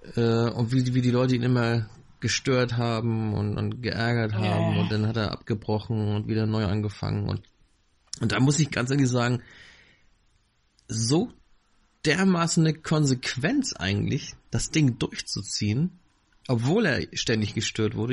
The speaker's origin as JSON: {"language": "German", "region": "Northern Germany", "country": "Germany", "tie": "born or raised there", "said": "Ich bin hier im Norden aufgewachsen"}